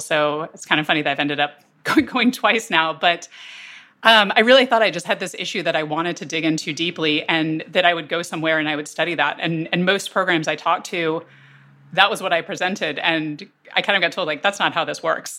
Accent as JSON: {"language": "English", "town": "Durham", "region": "North Carolina", "country": "United States", "tie": "born or raised there", "said": "I grew up basically on the, the border of Durham and Chapel Hill"}